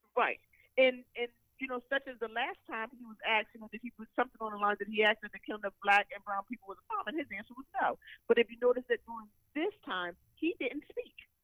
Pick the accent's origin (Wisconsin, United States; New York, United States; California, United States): New York, United States; moved away; I'm from New York, so I speak quickly